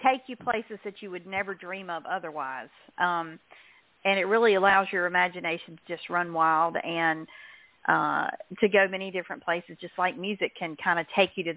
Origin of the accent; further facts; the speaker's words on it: the South, United States; accent: Southern; I'm in the South, so not that my accent would ever give that away